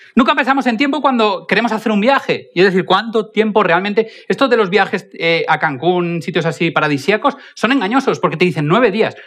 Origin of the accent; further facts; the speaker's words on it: Spain; Evidentemente yo no soy alemán, yo soy más español